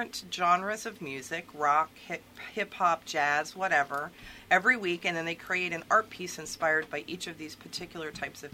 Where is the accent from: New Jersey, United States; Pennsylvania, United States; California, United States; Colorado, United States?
Pennsylvania, United States; near the Susquehanna; now in Maryland, United States; me a Pennsylvanian